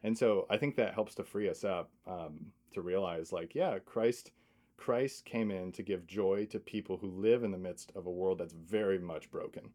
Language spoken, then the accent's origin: English; Michigan, United States; I'm from Michigan